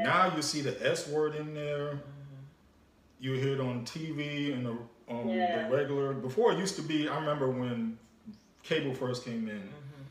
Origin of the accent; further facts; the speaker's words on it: New York, United States; growing up in New York, growing up around the environment I was